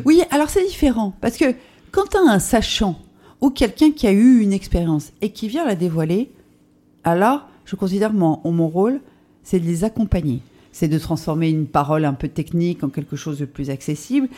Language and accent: French; Lorraine, Grand Est, France; moved away; j'ai commencé notamment euh, à 16 ans en toquant à la porte du, Républicain Lorrain chez moi en Lorraine